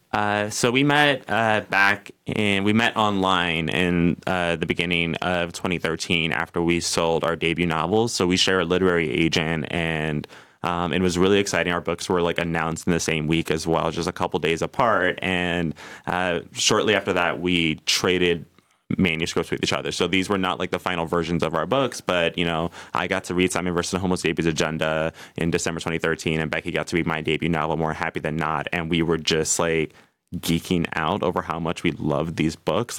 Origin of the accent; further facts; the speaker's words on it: New York City, New York, United States; I'm from New York City